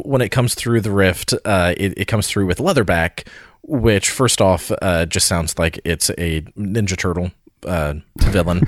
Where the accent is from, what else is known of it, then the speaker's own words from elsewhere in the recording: the South, United States; We're from the South